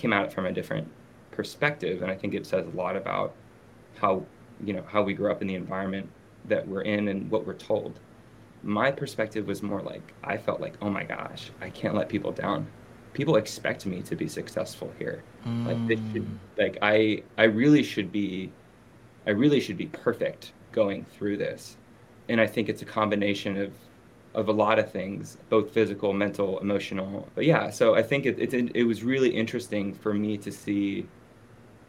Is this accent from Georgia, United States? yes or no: no; Los Angeles, California, United States; moved away as an adult; also born or lived in Beirut; I grew up in Los Angeles.